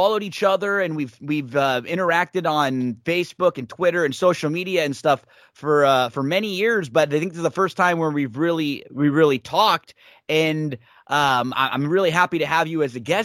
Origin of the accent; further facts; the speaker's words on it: Temple City, California, United States; I lived in Temple City my whole life growing up